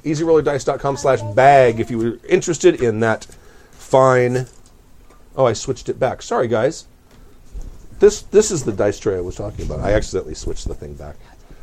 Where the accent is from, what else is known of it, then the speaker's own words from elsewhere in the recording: Long Beach, California, United States; having been born and raised in Long Beach, that's not Compton. They're two separate cities.